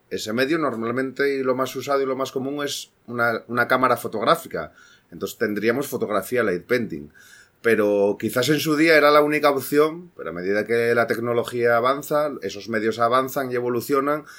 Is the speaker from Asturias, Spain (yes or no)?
yes; Asturias, Spain; moved away; yo soy de Asturias, soy asturiano